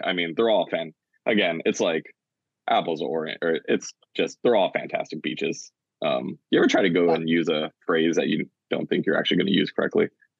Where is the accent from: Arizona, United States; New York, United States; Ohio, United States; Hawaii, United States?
Hawaii, United States; Oahu; I'm from Oahu